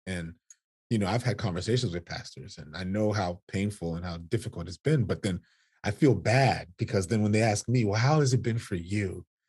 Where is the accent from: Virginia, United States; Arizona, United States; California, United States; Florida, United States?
Florida, United States; South; born and raised in South Florida